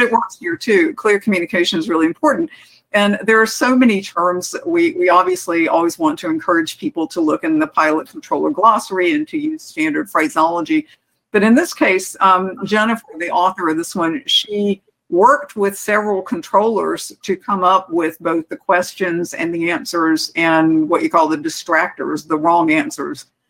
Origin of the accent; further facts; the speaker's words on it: Phoenix, Arizona, United States; this is my hometown airport. It's Phoenix